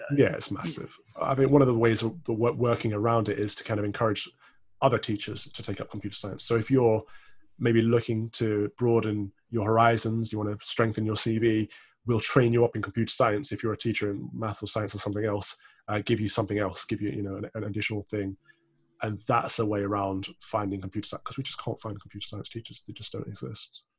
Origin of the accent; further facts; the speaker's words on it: Midlands, United Kingdom; I'm also from the Midlands.